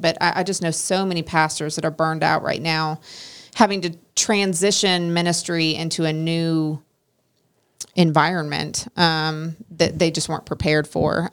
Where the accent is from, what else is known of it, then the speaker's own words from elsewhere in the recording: Oregon, United States; moved away; where I grew up in Oregon